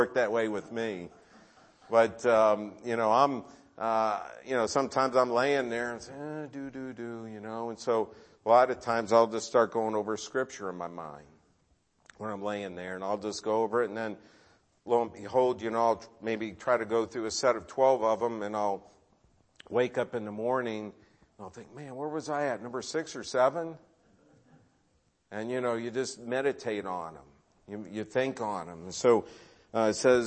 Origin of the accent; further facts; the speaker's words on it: Cleveland, Ohio, United States; I grew up in Cleveland.